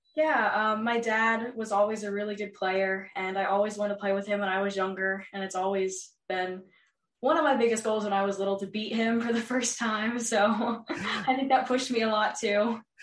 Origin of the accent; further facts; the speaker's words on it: New Albany, Ohio, United States; I am from New Albany, Ohio, and I'm an upcoming freshman at New Albany High School